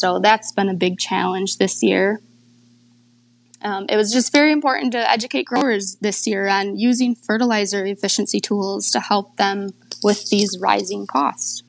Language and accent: English; Michigan, United States; I grew up on my family's fruit and vegetable farm in Michigan.